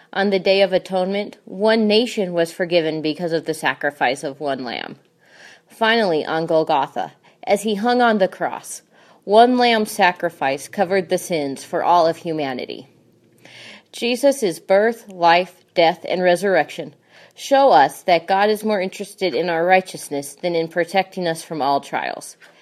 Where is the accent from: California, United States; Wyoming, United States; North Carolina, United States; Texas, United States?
Wyoming, United States; I grew up in Wyoming